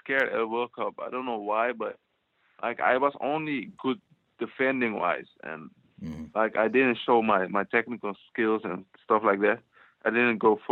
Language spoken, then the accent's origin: English; outside Amsterdam, North Holland, Netherlands; I grew up in Holland